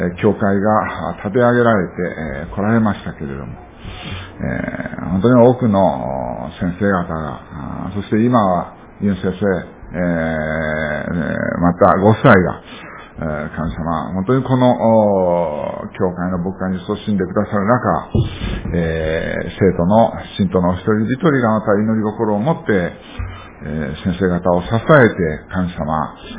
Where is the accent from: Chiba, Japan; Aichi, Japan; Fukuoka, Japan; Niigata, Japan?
Fukuoka, Japan; 私は福岡生まれなんですね。近くにあの、いわゆる武田鉄矢の家なんかある ところなんですけどもね